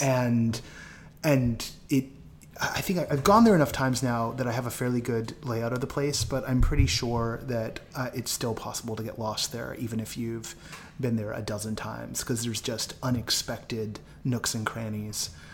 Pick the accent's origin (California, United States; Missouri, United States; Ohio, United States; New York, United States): California, United States; the Bay Area; moved away; I'm from the Bay